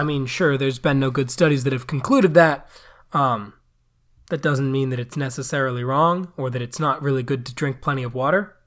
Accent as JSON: {"language": "English", "country": "United States", "said": "I am an American"}